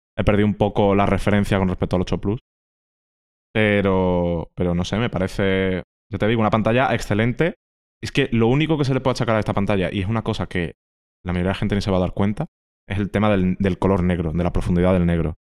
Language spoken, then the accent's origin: Spanish; Andalusia, Spain; yo que soy andaluz